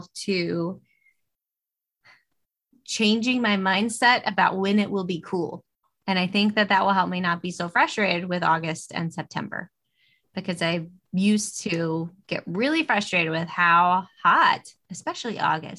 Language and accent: English; Jones, the South, United States; growing up in Jones and summers in Jones